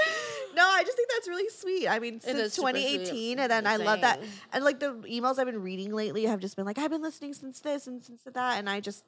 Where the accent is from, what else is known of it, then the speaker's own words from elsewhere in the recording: Saskatchewan, Canada; So I am from Saskatchewan.